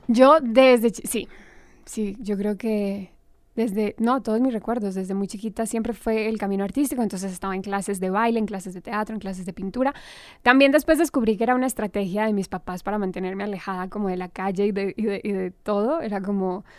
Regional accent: Armenia, Quindío, Colombia; also born or lived in Cali, Colombia; nos fuimos, crecí en Armenia

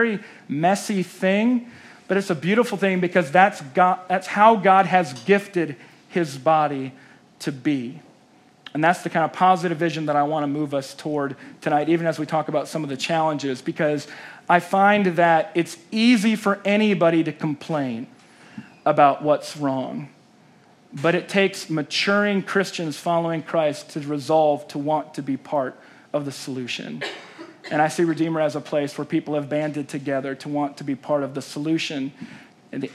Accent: South Dakota, United States; moved away; also born or lived in Chicago / New York City; I grew up in South Dakota, moved to Chicago

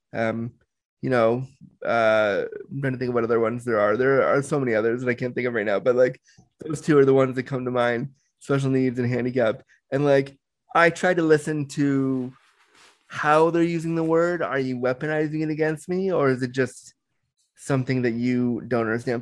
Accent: Toronto, Ontario, Canada; also born or lived in Orange County, California; I was born in Orange County, California, but I was raised in Toronto, Canada. So I call Toronto home, and I live in Toronto

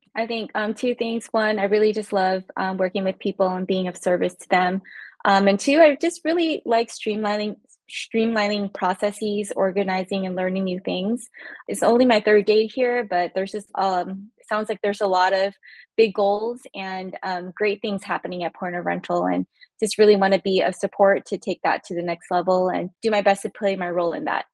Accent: California, United States; now in Maryland, United States; I'm originally from California, actually. So coming to the East Coast

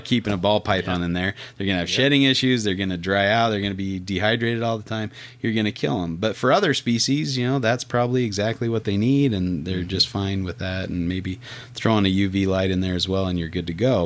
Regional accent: Utah, United States; my home state of Utah

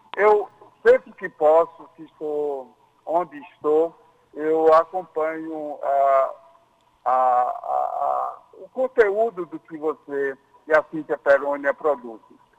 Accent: João Pessoa, Paraíba, Brazil; eu sou da Torrelândia, é, nasci na, na Torre e, e me cresci no Castelo Branco

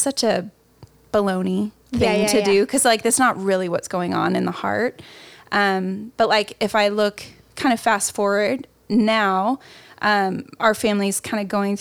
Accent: the Midwest, Indiana, United States; now in California, United States; I'm from the Midwest. So everything was happening in Indiana. I'm out here in California

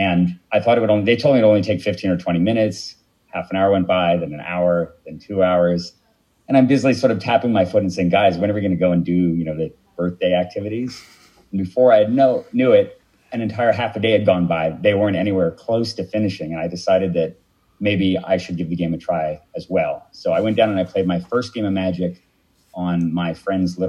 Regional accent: Palo Alto, California, United States; also born or lived in Santa Cruz, California; I'm originally from Palo Alto, California

